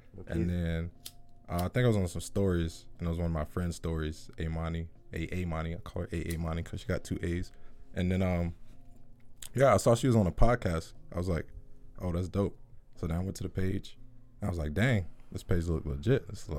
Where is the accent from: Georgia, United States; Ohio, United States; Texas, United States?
Georgia, United States; born there; also born or lived in Henry County; Okay, so I was born in Clayton County